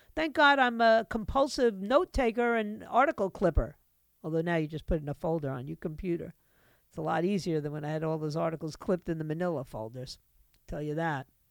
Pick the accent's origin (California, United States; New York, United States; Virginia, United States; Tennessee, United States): New York, United States; New York City; moved away; New York City is my hometown. I was born and raised there, lived there